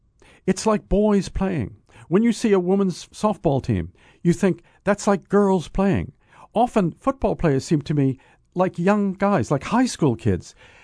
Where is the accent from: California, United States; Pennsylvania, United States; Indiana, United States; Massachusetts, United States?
Massachusetts, United States; now in Cape Cod, United States; I grew up outside Boston. I'm a coastal New Englander, and we moved to the Cape later in my life.